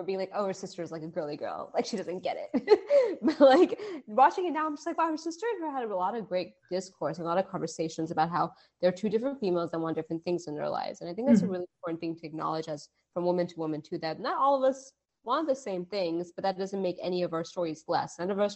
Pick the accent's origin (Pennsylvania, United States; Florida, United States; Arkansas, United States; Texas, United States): Pennsylvania, United States; Pittsburgh; I grew up in Pittsburgh